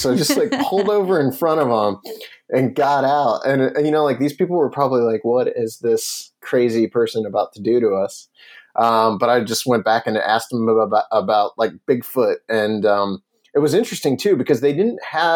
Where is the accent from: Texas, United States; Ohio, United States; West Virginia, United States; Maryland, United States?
Ohio, United States; Bolivar; my hometown of Bolivar, Ohio